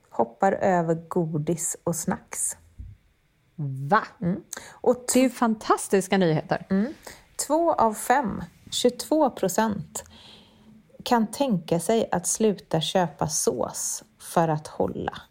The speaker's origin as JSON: {"language": "Swedish", "country": "Sweden", "said": "det är faktiskt så att trots höjda priser så finns det fortfarande varor som vi svenskar inte är villiga att ge upp."}